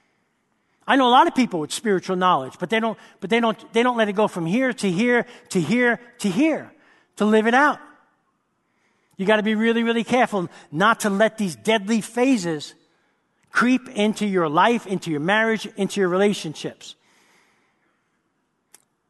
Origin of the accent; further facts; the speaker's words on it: New York City, New York, United States; I grew up in New York City